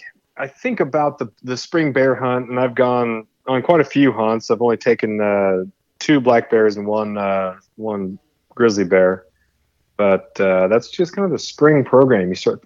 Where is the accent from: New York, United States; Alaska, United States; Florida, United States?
Alaska, United States; Prince of Wales Island; now in Ketchikan, United States; I live in Ketchikan, Alaska. I grew up on Prince of Wales Island